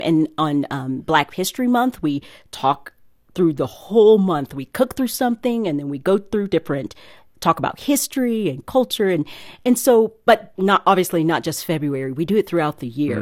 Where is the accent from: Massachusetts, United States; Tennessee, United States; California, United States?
Tennessee, United States; East; now in Nashville, United States; I was from East Tennessee